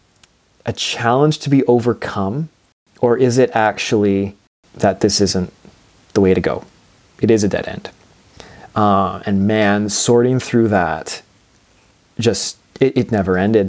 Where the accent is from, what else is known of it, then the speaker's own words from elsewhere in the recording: Portage la Prairie, Manitoba, Canada; in the Portage La Prairie School Division, so my hometown